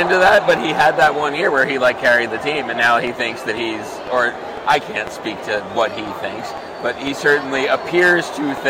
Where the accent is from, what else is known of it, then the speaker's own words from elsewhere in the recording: New York City, New York, United States; as a born and raised in Brooklyn person